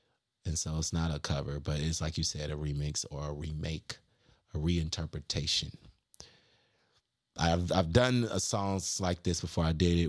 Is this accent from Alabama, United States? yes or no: no; North Carolina, United States; because we from North Carolina.